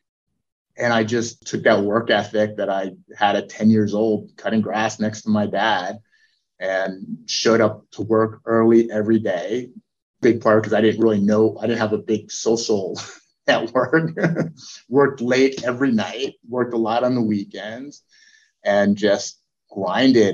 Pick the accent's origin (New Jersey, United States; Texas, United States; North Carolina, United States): New Jersey, United States; I grew up in New Jersey, very blue collar area.